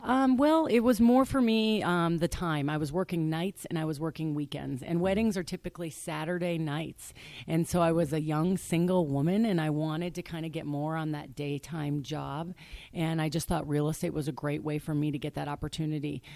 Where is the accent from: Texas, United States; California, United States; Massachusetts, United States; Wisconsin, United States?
Wisconsin, United States; Waukesha; moved away as an adult; also born or lived in Arizona; now in Scottsdale, United States; I grew up on a small lake outside of Waukesha, Wisconsin